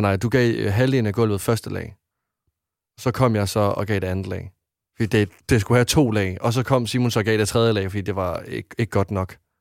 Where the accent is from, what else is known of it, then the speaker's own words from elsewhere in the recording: Varde, Southern Denmark, Denmark; moved away; dem, jeg har haft hjemme i Varte hele mit liv